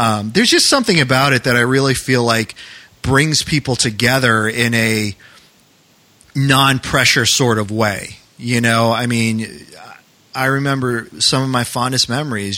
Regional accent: New England, United States; moved away; growing up in New England

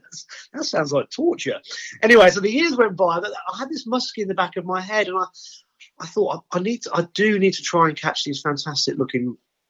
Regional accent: England, United Kingdom; And obviously, the Swedes are great because they know I'm English. They'll talk English around me.

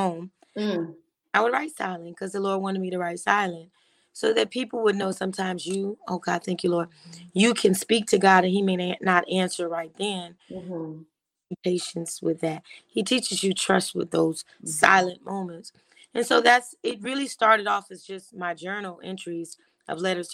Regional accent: Miami, Florida, United States; moved away as an adult; also born or lived in New York; now in Douglasville, United States; I was born and raised in Miami

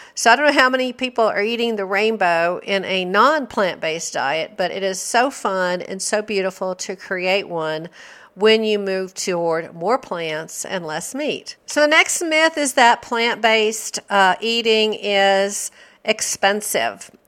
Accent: the South, United States; I grew up in the South

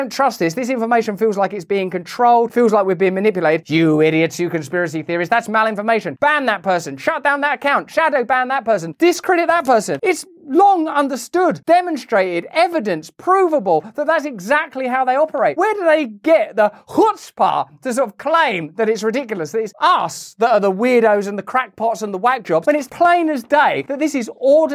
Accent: United Kingdom; I'm British

